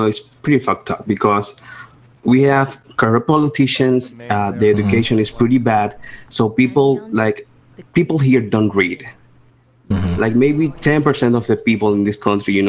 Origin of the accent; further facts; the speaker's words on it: Dominican Republic; English is a second language; I'm from Dominican Republic